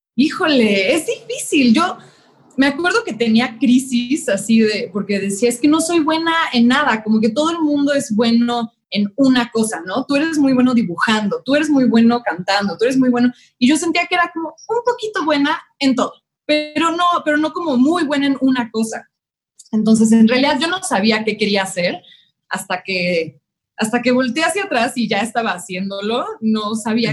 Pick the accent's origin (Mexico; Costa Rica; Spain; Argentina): Mexico; Mexico City; soy de la Ciudad de México.